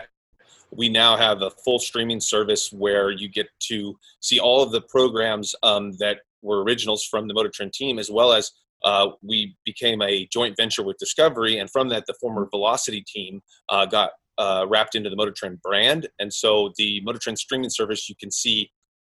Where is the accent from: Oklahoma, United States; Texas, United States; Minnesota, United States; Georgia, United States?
Oklahoma, United States; moved away as an adult; now in Los Angeles, United States; I'm from Oklahoma originally, but I came out to Los Angeles to be in the film business